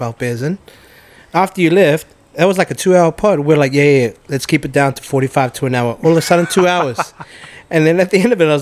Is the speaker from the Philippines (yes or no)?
no; New Zealand; now in Australia; growing up in New Zealand